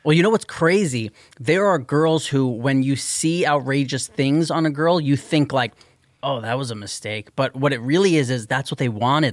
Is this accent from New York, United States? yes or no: yes; New York City, New York, United States; I'm from New York City